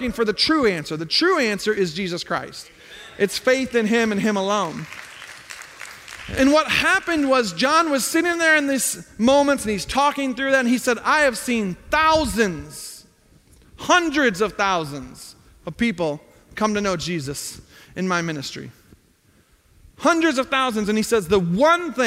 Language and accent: English; Zion, Illinois, United States; I grew up north of Chicago in Zion, Illinois